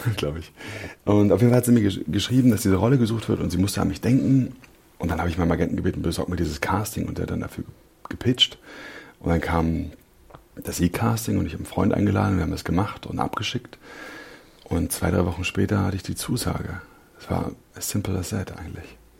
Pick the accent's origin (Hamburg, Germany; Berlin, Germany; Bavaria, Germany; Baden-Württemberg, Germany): Berlin, Germany; ja, ich bin Berliner. Ich bin äh, Südnerköln aufgewachsen.